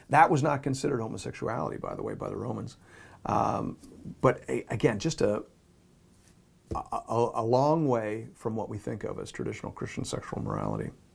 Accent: Canada; We're speaking from the Canadian culture

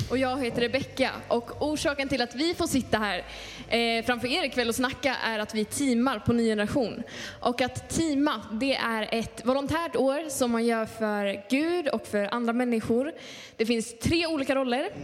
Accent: Skåne, Sweden; kommer inte jag härifrån. Jag kommer från Skåne

